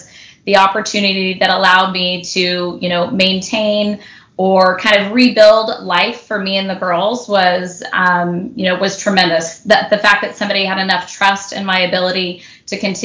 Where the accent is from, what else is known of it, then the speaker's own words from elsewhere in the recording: Houston, Texas, United States; now in Southern California, United States; I live in Southern California, but I was born and raised in Houston, Texas, so I really had no family here